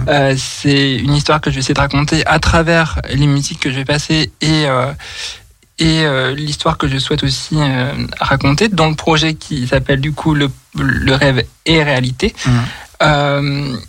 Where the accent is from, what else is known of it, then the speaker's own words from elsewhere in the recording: Nantes, Pays de la Loire, France; moved away as an adult; now in Lyon, France; je suis originaire de Nantes et j'habite sur l'Inde depuis maintenant trois, enfin, deux ans et demi